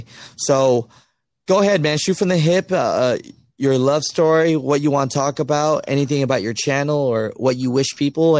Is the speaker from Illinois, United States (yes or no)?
no; Ohio, United States; I am from Ohio and I got two little boys to take care of, and they told me they can't get me anything around here, but they got terminals in Gary, Indy.